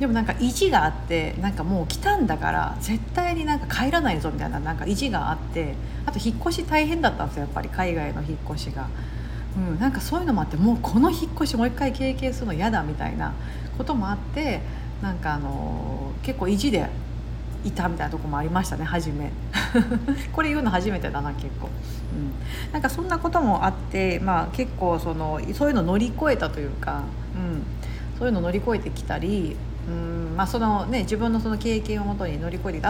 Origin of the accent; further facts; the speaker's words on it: Osaka, Japan; accent: Kansai dialect; moved away as an adult; 阪の出身です。はい。もう三十年以上大阪に住んでましたので、あの、関、基本的に関西弁なんですけども